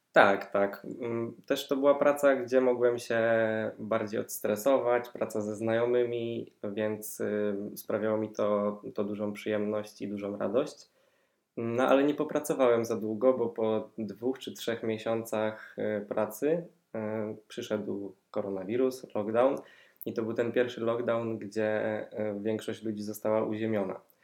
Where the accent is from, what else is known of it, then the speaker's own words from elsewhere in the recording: Poznań, Greater Poland, Poland; jestem z Poznania, tutaj też mieszkam